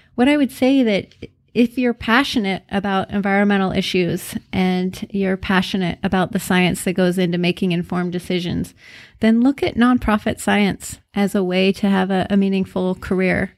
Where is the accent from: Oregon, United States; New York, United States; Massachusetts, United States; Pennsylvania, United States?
Oregon, United States; McKenzie River; I grew up on the Mackenzie River in Oregon